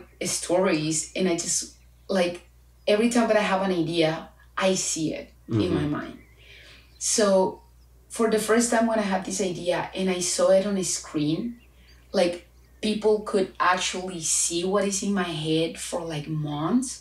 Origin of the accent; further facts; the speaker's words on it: Chile; first language Spanish; English is a second language; moved away as an adult; I am from Chile.